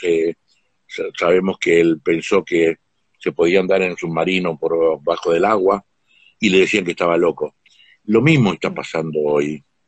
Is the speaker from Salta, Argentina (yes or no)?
yes; Huachipas, Salta, Argentina; yo nací en un pueblo en Salta, eh, que se llama Huachipas